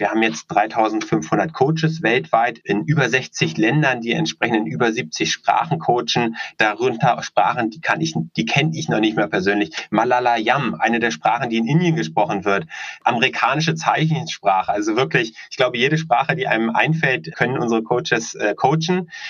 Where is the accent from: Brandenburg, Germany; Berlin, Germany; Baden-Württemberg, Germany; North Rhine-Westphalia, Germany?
Berlin, Germany; Wir sind gebürtige Berliner, leben auch hier in Berlin, einige der wenigen